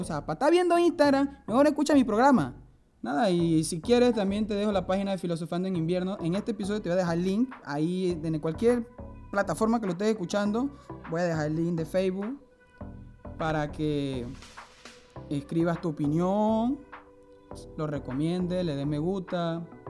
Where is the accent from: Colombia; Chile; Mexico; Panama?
Panama